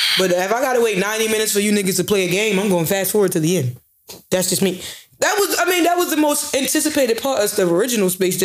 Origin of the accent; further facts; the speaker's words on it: Baltimore, Maryland, United States; I was born in Sinai